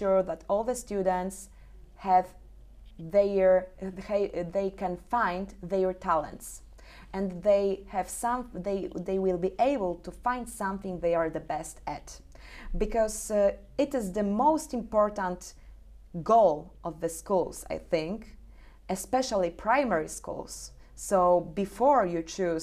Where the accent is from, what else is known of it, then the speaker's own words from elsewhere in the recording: Suwałki Region, Podlaskie Voivodeship, Poland; our region, nearby my hometown, which is Suwalszczyzna